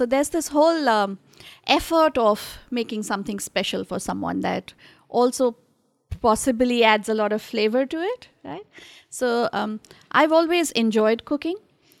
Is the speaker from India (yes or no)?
yes; Delhi, India; So I'm from North of India. I belong to Delhi. And We eat a whole lot of different spices.